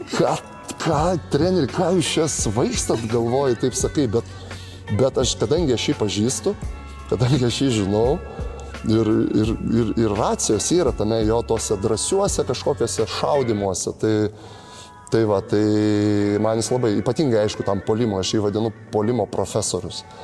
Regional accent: Zarasai, Utena County, Lithuania; moved away; also born or lived in Panevėžys / Šiauliai; aš iš tikrųjų e, aukštaitis esu, nes gimęs iš viso

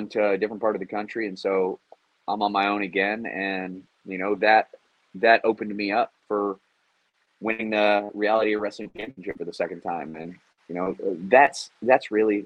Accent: Houston, Texas, United States; I'm from Houston.

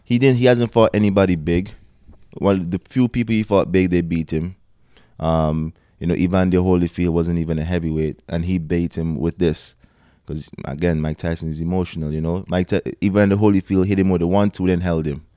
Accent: Antigua & Barbuda; moved away as an adult; now in Toronto, Canada; I'm from Antigua, small country

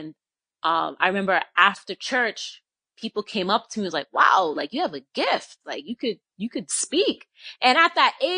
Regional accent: Boston, Massachusetts, United States; I'm currently in Florida. I'm originally from Boston. I moved around, but now I reside in Florida.

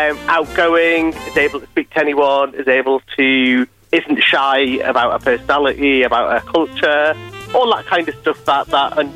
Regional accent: Newcastle upon Tyne, North East England, United Kingdom; I'm from Newcastle, I'm 40

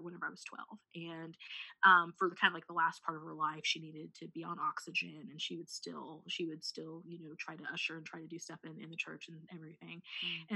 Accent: Missouri, United States

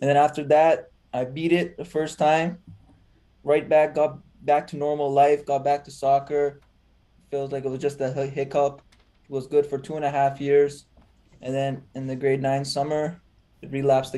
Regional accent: Toronto, Ontario, Canada; I was born in Toronto myself.

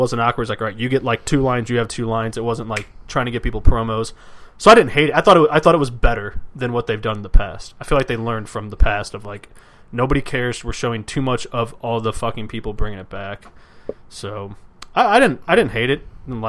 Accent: New York, United States; I'm from New York.

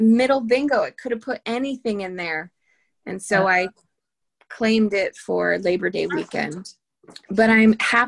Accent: Litchfield County, Connecticut, United States; moved away; Litchfield County in Connecticut, which is where I'm from

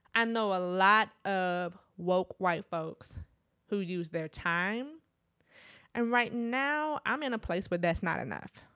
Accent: Midwest, United States; also born or lived in Trinidad (family); growing up in the Midwest

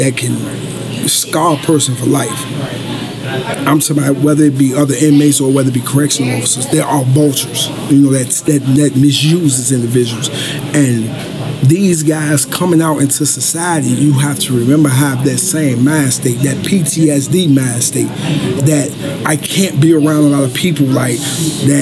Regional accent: Chicago, Illinois, United States; I grew up in the South Side of Chicago, Inglewood neighborhood

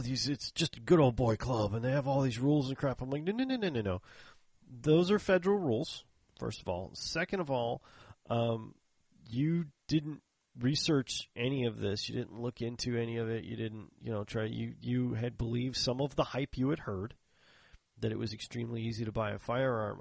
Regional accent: Texas, United States; I'm in from Texas

